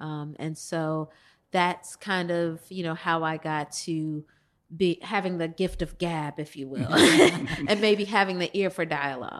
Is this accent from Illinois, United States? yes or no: yes; Chicago, Illinois, United States; So I was born and raised on the South Side of Chicago, the youngest by about 13 years.